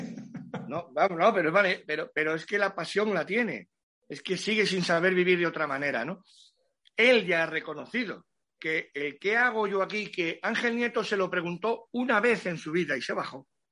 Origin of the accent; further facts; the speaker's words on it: Cádiz province, Andalusia, Spain; toda mi tierra gaditana